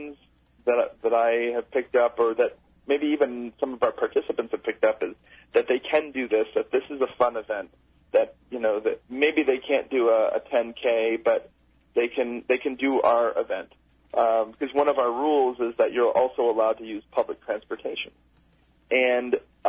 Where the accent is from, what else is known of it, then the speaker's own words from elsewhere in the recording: Rochester, New York, United States; my hometown of Rochester, New York